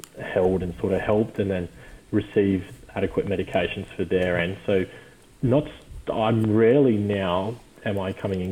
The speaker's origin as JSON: {"language": "English", "area": "the Shire", "region": "New South Wales", "country": "Australia", "tie": "born or raised there", "said": "growing up in the Shire, like, you, it's a very, very sheltered life"}